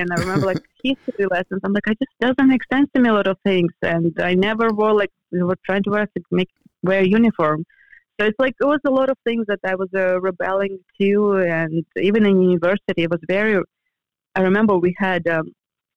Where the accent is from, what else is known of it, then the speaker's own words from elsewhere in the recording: European Russia, Russia; moved away as an adult; also born or lived in Florida, United States; now in Los Angeles, United States; I grew up in the European part where we had four seasons